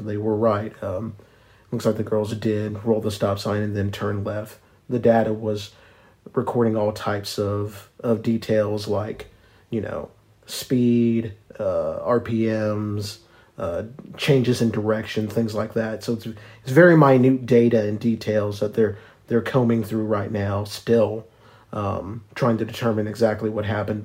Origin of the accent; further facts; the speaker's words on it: Ardmore, Oklahoma, United States; Ardmore, my hometown in the west